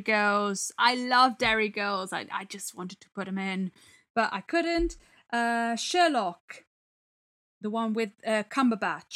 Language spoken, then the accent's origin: English; Italy; now in England; the comedy I grew up with in Italy